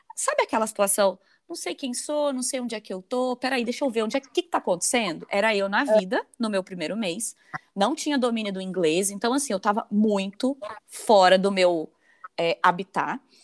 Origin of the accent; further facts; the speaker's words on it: Brazil; moved away as an adult; eu que estou aqui longe, né, de casa, estou fora do Brasil, já, vai faz... já fez um ano